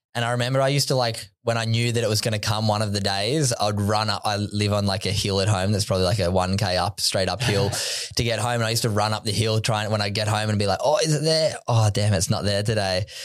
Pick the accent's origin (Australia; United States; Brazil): Australia; Sydney, New South Wales; I grew up on Sydney's Northern Beaches, Narrabeen